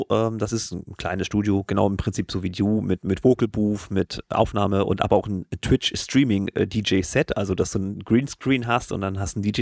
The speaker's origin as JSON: {"language": "German", "region": "Mecklenburg-Vorpommern", "country": "Germany", "said": "Ich komme auch aus Meckpomm"}